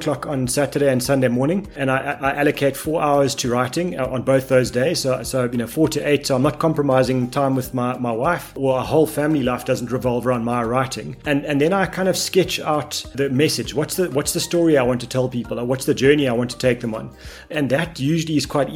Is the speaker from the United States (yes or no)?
no; South Africa; being South African